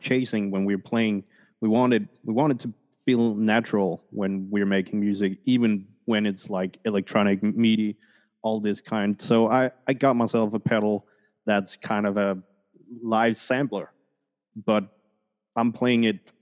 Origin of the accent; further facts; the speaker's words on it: Denmark; moved away; also born or lived in Colombia; I was born in Colombia, but oh, nice. adopted to Denmark. Oh, so wow. uh, I grew up in Scandinavia